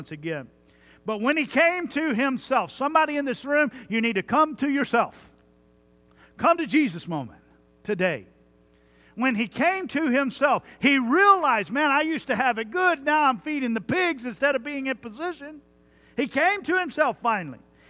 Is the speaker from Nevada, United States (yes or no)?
no; Jones Creek, Texas, United States; I grew up in Jones Creek, Texas